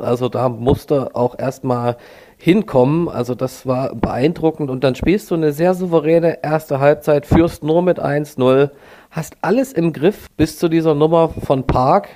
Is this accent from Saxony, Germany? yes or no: yes; Neustadt in Sachsen, Saxony, Germany; ich bin hier 30 Kilometer von Dresden groß geworden in Neustadt